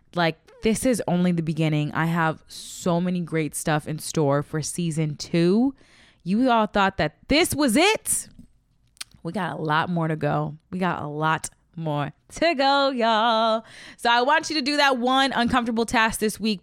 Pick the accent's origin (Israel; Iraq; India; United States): United States; Midwest; now in Los Angeles, United States; I'm from the Midwest